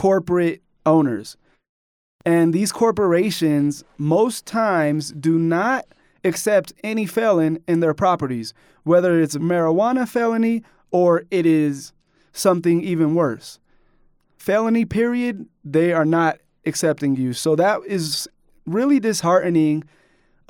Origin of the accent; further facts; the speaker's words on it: Colorado Springs, Colorado, United States; growing up in Colorado Springs